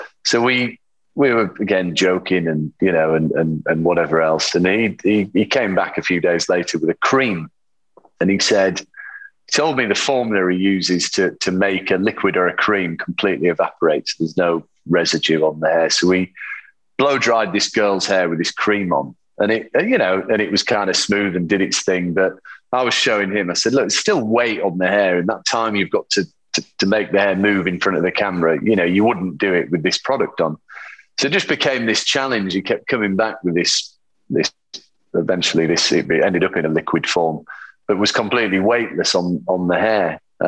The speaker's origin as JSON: {"language": "English", "region": "England", "country": "United Kingdom", "said": "as English people do, go to the pub and talk about football"}